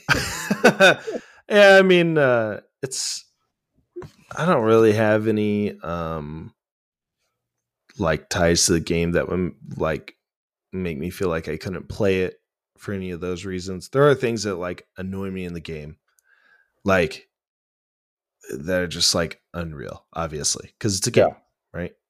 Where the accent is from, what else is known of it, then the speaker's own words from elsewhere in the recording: Glendale, Oregon, United States; moved away; also born or lived in Grants Pass, Oregon; I'm originally from Glendale, Oregon. It's a town okay. of like 800 people tucked away in the mountains in the valley